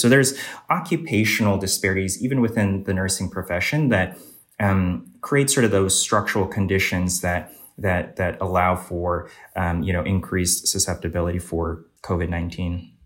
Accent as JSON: {"language": "English", "region": "Northern Virginia", "country": "United States", "tie": "born or raised there", "said": "I originally grew up uh, in Northern Virginia in the suburbs of DC"}